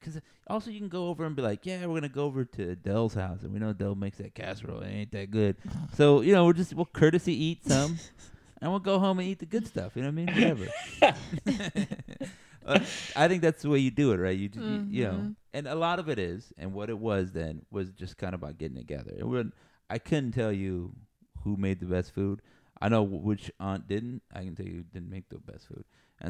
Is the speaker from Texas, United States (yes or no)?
yes; Texas, United States; We're Texan, buddy.